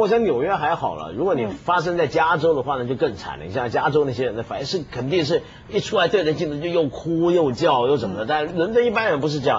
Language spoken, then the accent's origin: Chinese; Hong Kong; 我香港人啊